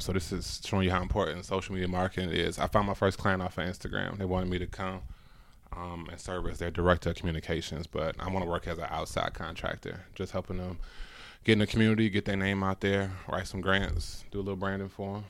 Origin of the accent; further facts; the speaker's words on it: Cleveland, Ohio, United States; also born or lived in New York; now in Atlanta, United States; born and raised in Cleveland, moved to NY. Now I'm in Atlanta